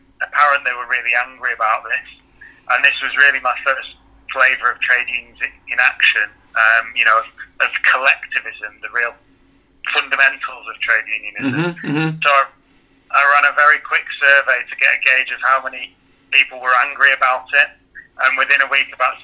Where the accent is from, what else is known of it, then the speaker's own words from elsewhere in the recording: Manchester, North West England, United Kingdom; also born or lived in Sheffield; I'm from Manchester